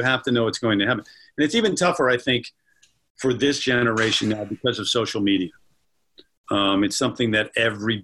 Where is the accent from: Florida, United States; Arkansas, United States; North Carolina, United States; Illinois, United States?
Illinois, United States; Joliet; I grew up in Joliet, Illinois, just outside of Chicago